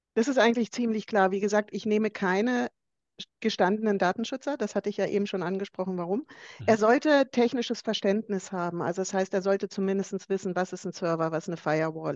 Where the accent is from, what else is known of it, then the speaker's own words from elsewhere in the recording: Bavaria, Germany; ich komme ja aus Bayern